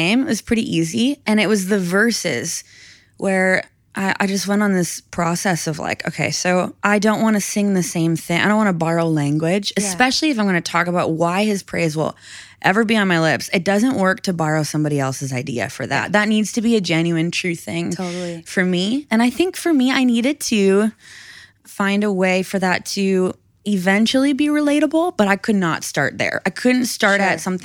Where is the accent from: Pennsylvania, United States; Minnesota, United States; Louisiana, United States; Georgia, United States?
Minnesota, United States; I'm from Minnesota, I'm from the north, we have snow.